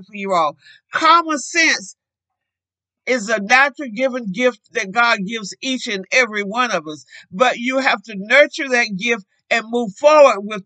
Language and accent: English; North Carolina, United States; now in Arizona, United States; I'm not from Arizona. I originally came from North Carolina in a family of 14 children